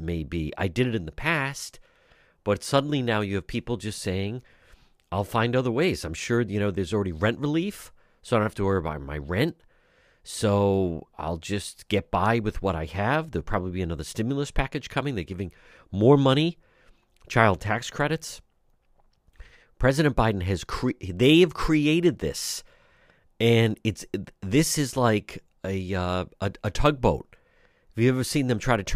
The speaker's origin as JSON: {"language": "English", "town": "Providence", "region": "Rhode Island", "country": "United States", "tie": "born or raised there", "said": "I grew up in Edgewood, right not far from there"}